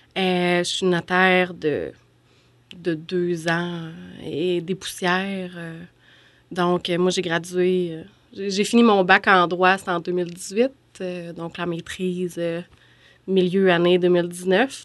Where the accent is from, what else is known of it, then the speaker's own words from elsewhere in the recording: Beauce, Quebec, Canada; moved away as an adult; also born or lived in Sherbrooke; je suis originaire de la Beauce, mais je trouvais que aller à l'Université Laval, c'était un peu trop proche de, la maison des parents